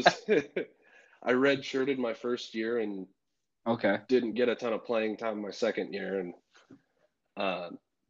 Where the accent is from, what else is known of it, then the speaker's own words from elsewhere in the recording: California, United States; accent: Southern; moved away as an adult; also born or lived in Montana; I'm from California originally. I moved up to Montana